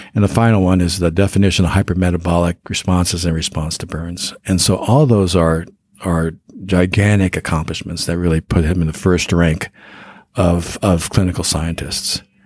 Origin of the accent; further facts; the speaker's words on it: Denver, Colorado, United States; I grew up in Denver